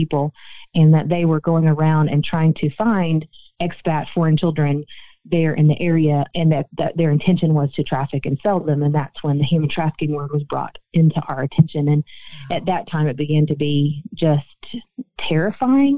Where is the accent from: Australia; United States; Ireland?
United States; Nashville, Tennessee; I live in the state of Tennessee, for instance, born and raised in Nashville, Tennessee